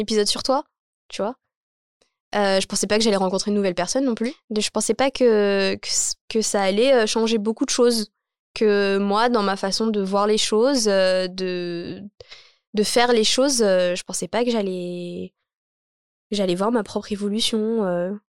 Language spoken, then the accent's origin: French; Champigny-sur-Marne, Île-de-France, France; J'ai dit que je venais de Champigny